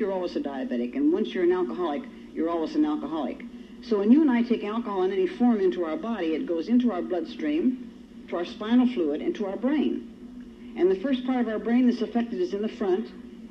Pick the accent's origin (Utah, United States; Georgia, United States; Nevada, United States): Nevada, United States; Reno; moved away as an adult; also born or lived in California; wandering the streets of Reno, our hometown. I happen to be a native Nevadan